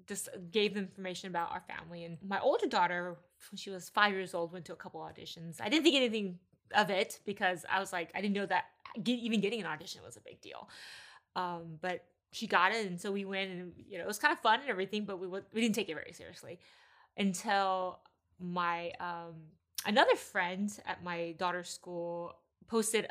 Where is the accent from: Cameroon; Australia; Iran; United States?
United States; Texas; moved away as an adult; now in California, United States; I was raised in Texas, thought I would be there for pretty much my whole life